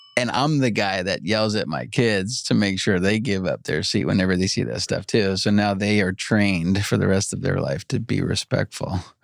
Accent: New York, United States; now in Los Angeles, United States; I grew up in New York

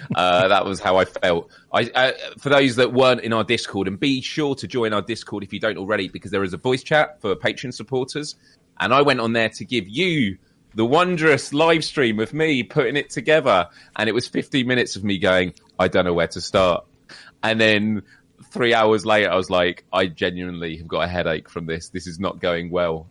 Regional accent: United Kingdom; we're British

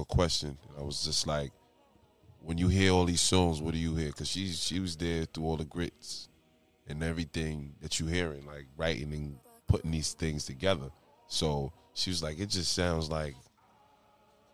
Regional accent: Lakeview, New York, United States; also born or lived in Wheatley Heights, New York; now in Suffolk County, United States; Hometown Lakeview

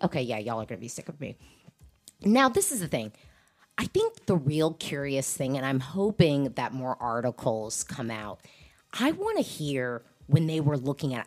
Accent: United States; also born or lived in DC area; I'm an American who lives in America.

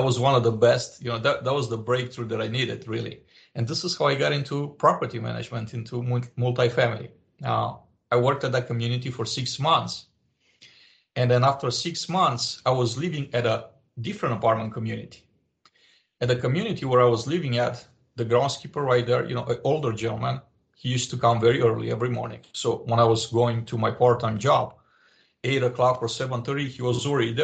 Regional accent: Romania; English is a second language; moved away as an adult; I was born in Romania at the time a communist country.

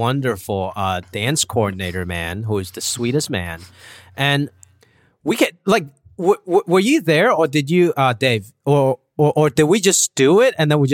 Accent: Hong Kong; now in United States; I was an immigrant. You know, I came from Hong Kong and my whole life, it's been trying to be very American, listening to hip hop.

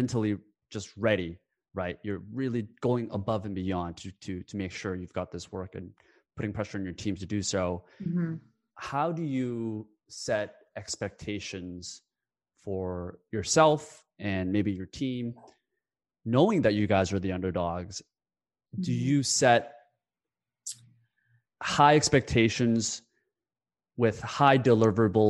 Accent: South Korea; I was born in South Korea

